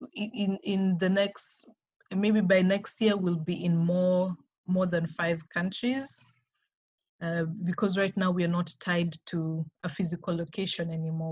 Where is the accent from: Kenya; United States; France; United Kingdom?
Kenya; We are operating in Kenya. Okay. That's my home country.